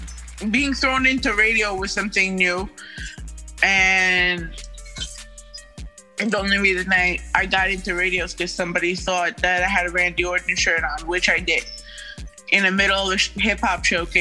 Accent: Queens, New York, United States; I'm from Astoria, Queens.

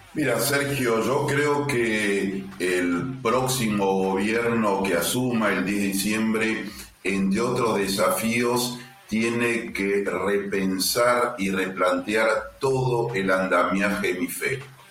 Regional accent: Argentina; Yo como diplomático argentino

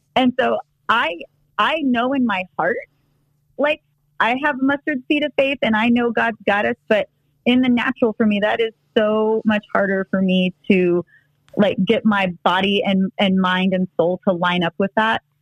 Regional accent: Texas, United States; moved away; also born or lived in Los Angeles; I grew up in Texas

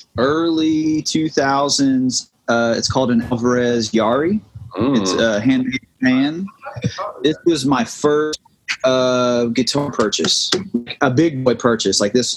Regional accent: southern Indiana, United States; moved away as an adult; now in Nashville, United States; I'm from southern Indiana.

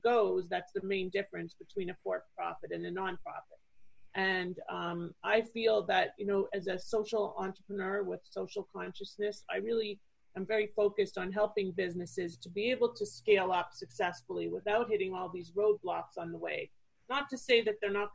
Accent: Toronto, Ontario, Canada; moved away as an adult; now in Fort Lauderdale, United States; I'm originally from Canada. So I grew up in Toronto

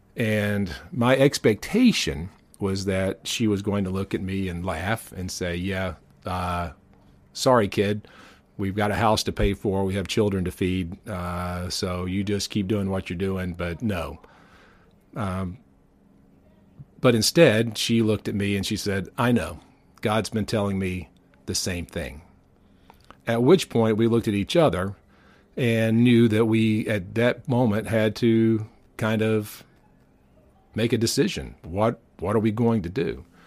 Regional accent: the South, United States; also born or lived in the North (US); I learned that I'm a Southerner. I guess I always knew that I was a Southerner, but I didn't realize how much of a Southerner I was

